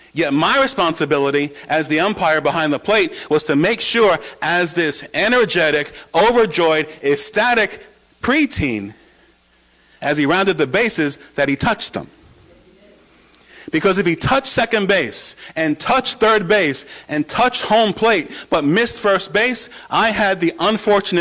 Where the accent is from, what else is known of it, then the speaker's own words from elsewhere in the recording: New York, United States; moved away as an adult; also born or lived in Oshkosh, Wisconsin / San Antonio, Texas; home in New York with my family